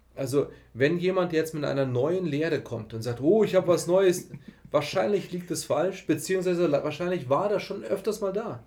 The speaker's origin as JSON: {"language": "German", "country": "Germany", "said": "so hochqualifizierte Deutsche, wir sind aus dem Westen"}